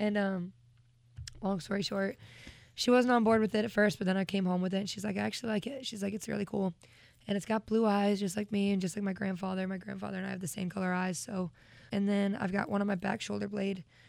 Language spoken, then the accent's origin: English; Vermont, United States; growing up in Vermont